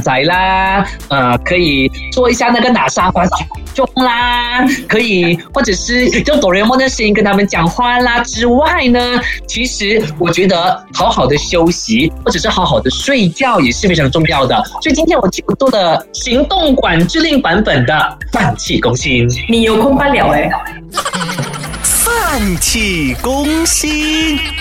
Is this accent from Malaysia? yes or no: yes; Malaysia; 我们马来西亚人